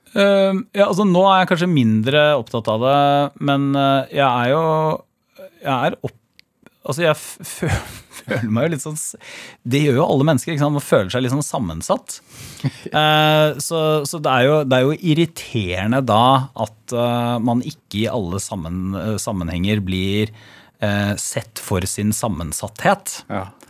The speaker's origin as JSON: {"language": "Norwegian", "town": "Porsgrunn", "region": "Telemark", "country": "Norway", "tie": "born or raised there", "said": "kommer jeg fra Stridsklev"}